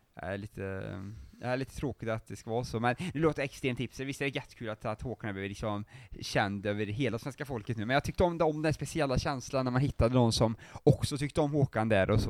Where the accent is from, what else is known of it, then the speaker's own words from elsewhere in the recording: Arvika, Värmland, Sweden; där jag är ifrån, Arvika